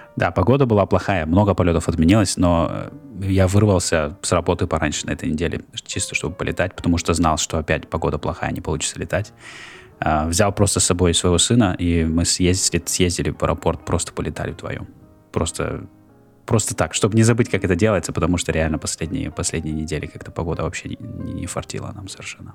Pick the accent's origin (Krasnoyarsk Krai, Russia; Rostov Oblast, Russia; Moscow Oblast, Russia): Krasnoyarsk Krai, Russia; Norilsk; moved away as an adult; now in Philadelphia, United States; я родился в Норильске, вырос в Норильске. Потом жил в Красноярске. То есть я недавно в Филадельфии.